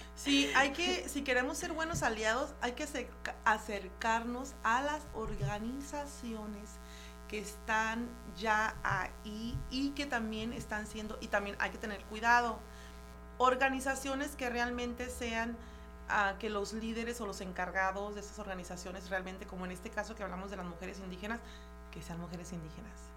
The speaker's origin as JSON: {"language": "Spanish", "country": "Mexico", "said": "yo me siento súper orgullosa de ser mexicana súper orgullosa de venir de donde vengo"}